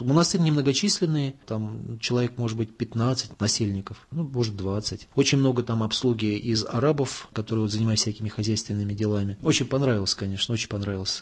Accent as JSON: {"language": "Russian", "country": "Russia", "also_born_or_lived": "Moscow", "said": "я православный христианин из России"}